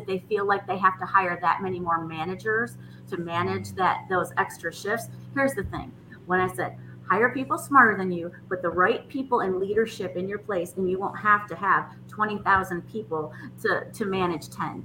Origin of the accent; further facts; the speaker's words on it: Michigan, United States; now in Nashville, United States; I'm originally from Michigan